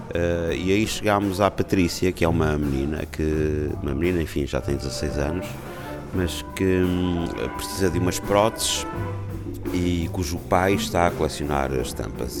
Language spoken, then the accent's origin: Portuguese; Cape Verde; also born or lived in Angola; now in Lisbon, Portugal; Nasci em Angola, mas fui para Cabo-Verdianos, cresci em Cabo Verde, também estudei em Lisboa